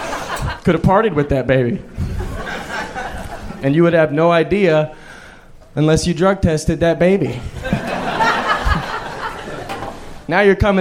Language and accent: English; Austin, Texas, United States; I was born here.